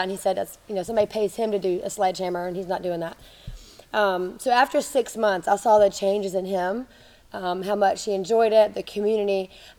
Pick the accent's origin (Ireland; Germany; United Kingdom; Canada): Germany; So I grew up in Germany. My parents were missionaries, so I moved there when I was 7.